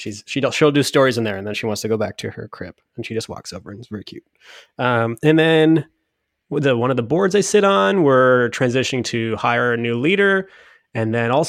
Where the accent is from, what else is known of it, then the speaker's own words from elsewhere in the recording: Waterloo, Ontario, Canada; My hometown.